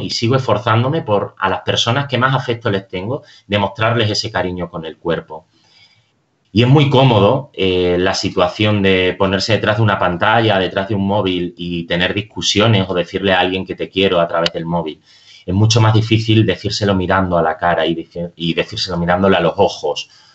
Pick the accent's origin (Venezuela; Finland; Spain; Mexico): Spain; Extremadura; now in Madrid, Spain; Yo soy extremeño y en mi tierra todavía disfrutamos del silencio del campo